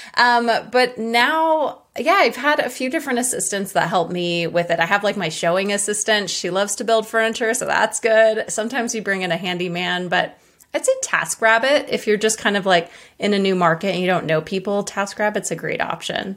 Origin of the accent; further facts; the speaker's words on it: Hawaii, United States; I'm from Hawaii